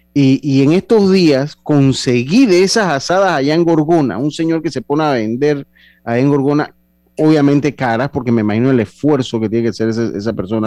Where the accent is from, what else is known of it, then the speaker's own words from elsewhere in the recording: Panama; nosotros como panameños